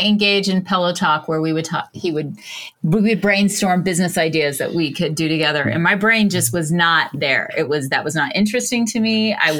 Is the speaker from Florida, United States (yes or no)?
yes; Orlando, Florida, United States; I grew up in Orlando and I'm oldest of 12 kids.